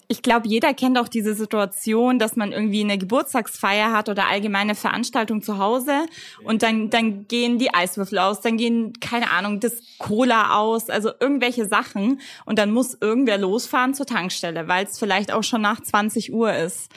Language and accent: German; Fürth, Bavaria, Germany; ich bin ja Fürtherin